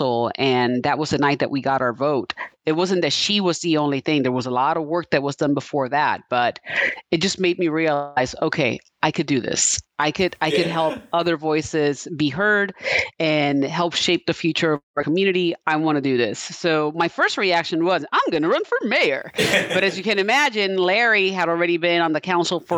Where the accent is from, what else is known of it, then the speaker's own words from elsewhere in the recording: Puerto Rico; also born or lived in New York / Bayamón / Guaynabo; now in Topeka, United States; I was born in New York, raised in Puerto Rico. I ended up in Kansas back in the year 2000.